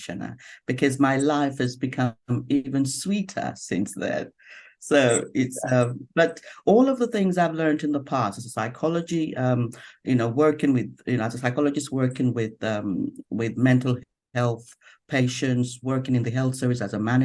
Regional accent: Nigeria; now in London, United Kingdom; I'm originally from Nigeria, but I have been based in London since probably nearly 30 something years now.

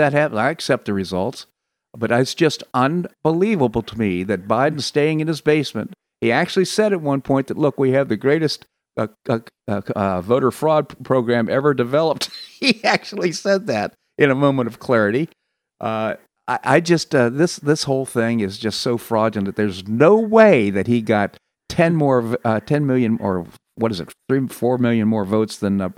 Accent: Washington, District of Columbia, United States; I grew up in Washington, D.C., and a lot of the things that happen there are so familiar to me.

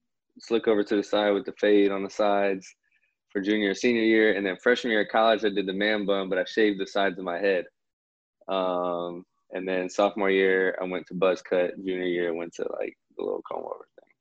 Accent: Indianapolis, Indiana, United States; moved away as an adult; now in Sacramento, United States; born and raised in Indianapolis, Indiana. Got a lot of family in Cincinnati

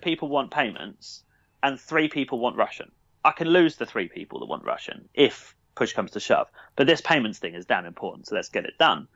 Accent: Brighton, South East England, United Kingdom; from Brighton, born and, born and raised in Brighton

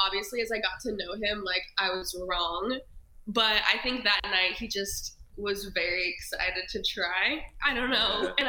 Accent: Upland, California, United States; moved away; So I'm from Cali. I grew up in a small town outside of LA, like 30 minutes. It's called Upland.

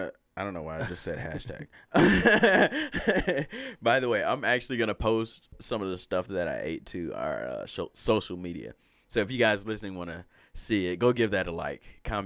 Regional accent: Alabama, United States; I'm from Alabama.

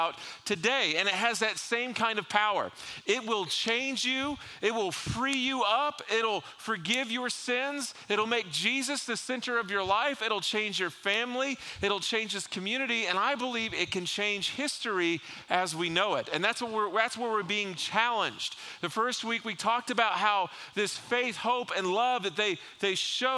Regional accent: South Florida, United States; growing up in South Florida

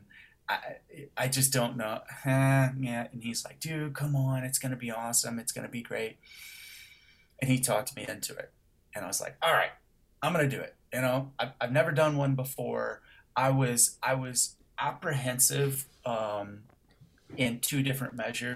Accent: Midwest, United States; Growing up in the Midwest

